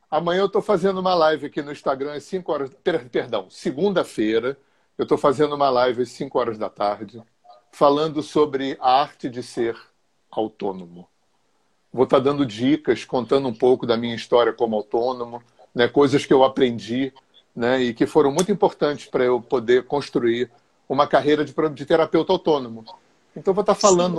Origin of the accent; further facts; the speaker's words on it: Rio de Janeiro, Brazil; moved away as an adult; also born or lived in Visconde de Mauá; Eu sou cria de Laranjeiras, né? Morava aí na General Glicério